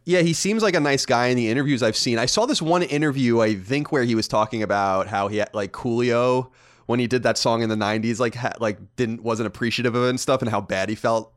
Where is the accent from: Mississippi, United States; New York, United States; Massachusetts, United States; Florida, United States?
New York, United States; also born or lived in Long Island; now in California, United States; we're in California, we're, we were born and raised in New York